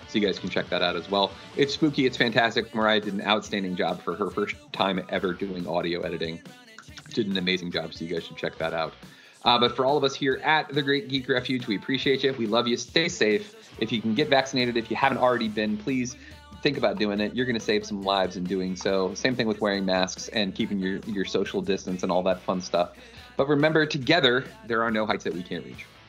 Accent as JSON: {"language": "English", "region": "New York", "country": "United States", "tie": "born or raised there", "said": "I grew up in New York"}